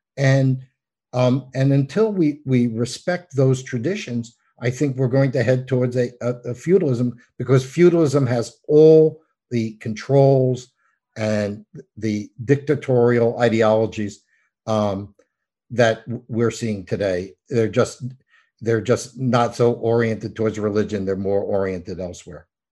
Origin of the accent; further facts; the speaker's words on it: New York, United States; I'm from New York.